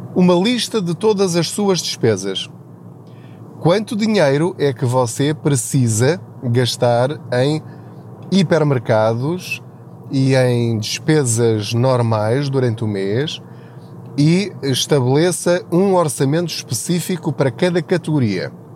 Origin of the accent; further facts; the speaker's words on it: Portugal; estamos a mudar a nossa mentalidade enquanto portugueses em relação à literacia financeira